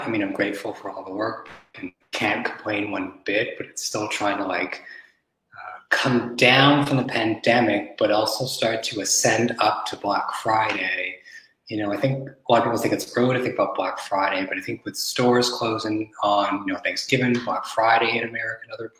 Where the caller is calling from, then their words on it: Montreal, Quebec, Canada; I'm at home in Montreal, so it's a sunny day.